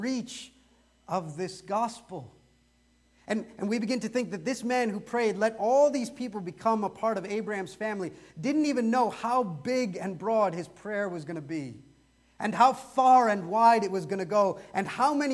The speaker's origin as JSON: {"language": "English", "country": "India", "said": "I'm dark brown and I'm Indian"}